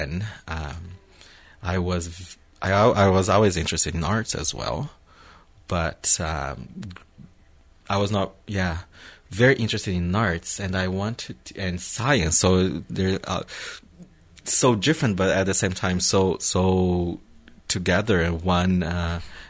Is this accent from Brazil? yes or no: yes; Brazil; English is a second language; moved away as an adult; now in Victoria, Canada; I come from Brazil. It was like summer all year long.